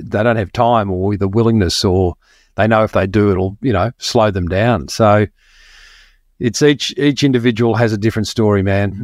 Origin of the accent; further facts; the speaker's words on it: Melbourne, Victoria, Australia; moved away as an adult; now in Sunshine Coast, Australia; I grew up in Melbourne and moved to the sunny coast.